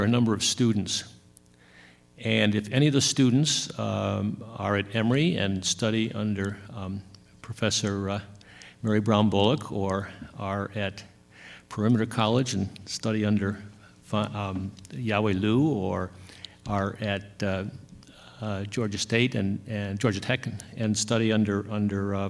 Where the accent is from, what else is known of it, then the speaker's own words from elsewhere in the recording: South Africa; I come from South Africa